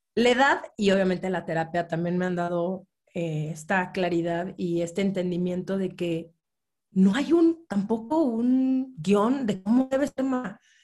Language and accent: Spanish; Mexico City, Mexico; yo nací, crecí en la Ciudad de México